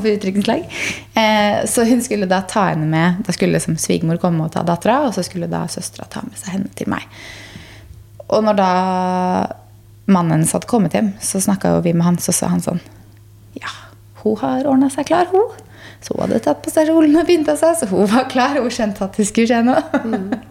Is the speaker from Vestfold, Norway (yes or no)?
no; Gressvik, Østfold, Norway; der jeg vokste opp, på Gressvik